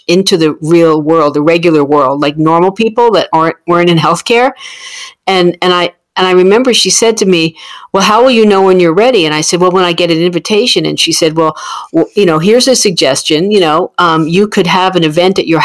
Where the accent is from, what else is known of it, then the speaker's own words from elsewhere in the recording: New Jersey, United States; I'm from New Jersey